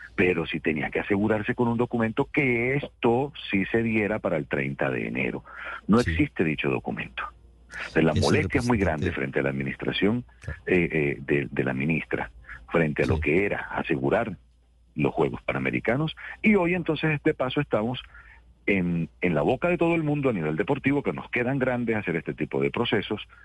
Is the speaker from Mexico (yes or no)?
no; Colombian Caribbean coast, Caribbean Region, Colombia; yo soy costeño, soy caribeño